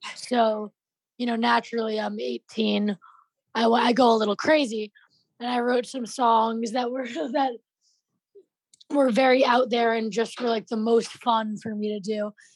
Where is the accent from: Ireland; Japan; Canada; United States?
United States; New York; I'm from New York